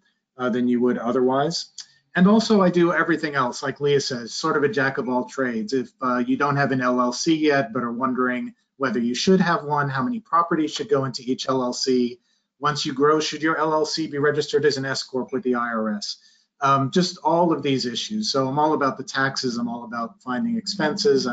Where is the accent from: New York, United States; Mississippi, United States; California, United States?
New York, United States; moved away as an adult; now in Texas, United States; I'm originally from New York, but I've been in Texas for 20 years and don't really plan on leaving